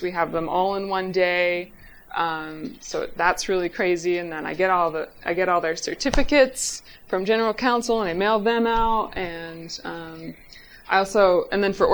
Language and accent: English; Lancaster, Pennsylvania, United States; I'm from Lancaster, Pennsylvania. I grew up there